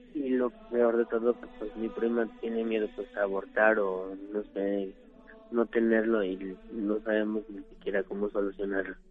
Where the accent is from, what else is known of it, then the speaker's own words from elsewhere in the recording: Mexico City, Mexico; de aquí, de la Ciudad de México